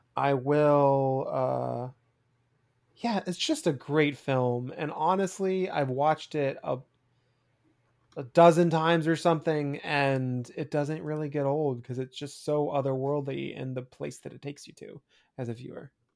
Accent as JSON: {"language": "English", "country": "United States", "tie": "born or raised there", "said": "growing up in the States"}